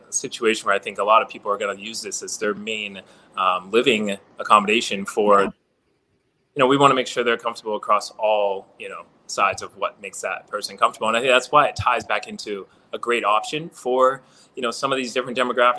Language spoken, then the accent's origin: English; New York City, New York, United States; as a New Yorker